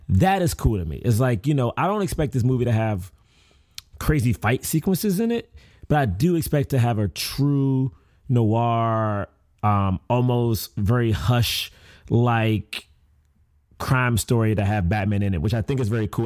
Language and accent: English; Washington, District of Columbia, United States; I grew up in Southeast D C, which is not the best area